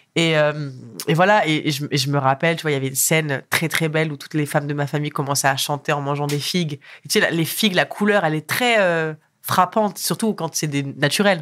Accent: France; also born or lived in Morocco; Je suis née au Maroc, je suis arrivée en France à l'âge de 3 ans

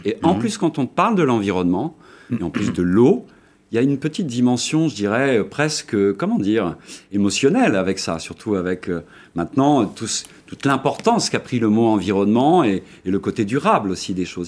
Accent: France; moved away; also born or lived in Germany; pas à moitié allemand, puisque je suis français, mais j'ai passé quasiment la moitié de ma vie en Allemagne

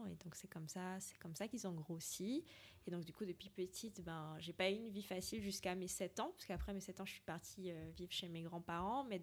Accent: Martinique, France; je suis la seule antillaise, en tout cas à ce niveau.

